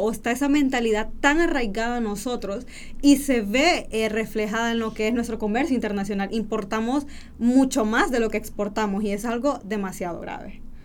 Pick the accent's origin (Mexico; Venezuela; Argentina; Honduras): Honduras; uno como hondureño